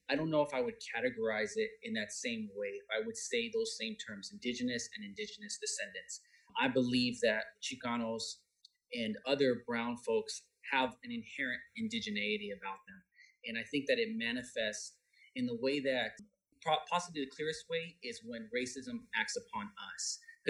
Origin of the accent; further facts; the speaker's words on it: Riverside, California, United States; I am from Riverside, California.